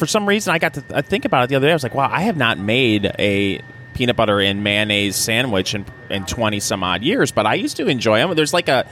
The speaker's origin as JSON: {"language": "English", "region": "Michigan", "country": "United States", "moved": "yes", "lives_now": "Indiana, United States", "said": "I'm originally from Michigan"}